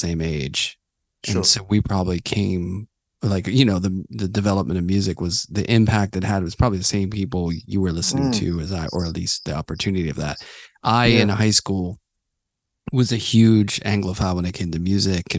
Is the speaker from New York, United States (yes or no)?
no; Pittsburgh, Pennsylvania, United States; I grew up in Pittsburgh.